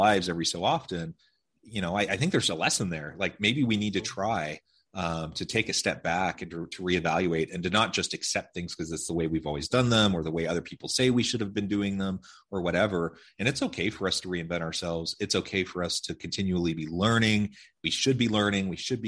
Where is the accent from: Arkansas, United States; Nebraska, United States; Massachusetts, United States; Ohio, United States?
Ohio, United States; also born or lived in Oregon / Missouri; I grew up mostly in Ohio, Oregon, and Missouri. So West Coast, Midwest, ended out in Utah for my education, and then I ended up here.